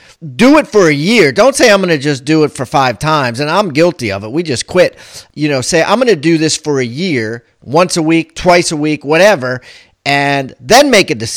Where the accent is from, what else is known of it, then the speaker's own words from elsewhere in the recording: Columbia, Maryland, United States; my hometown, Columbia, Maryland